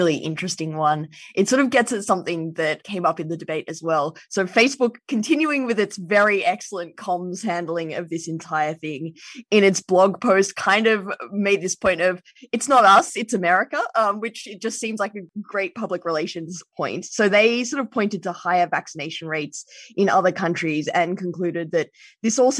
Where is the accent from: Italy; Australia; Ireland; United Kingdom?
Australia; as an Australian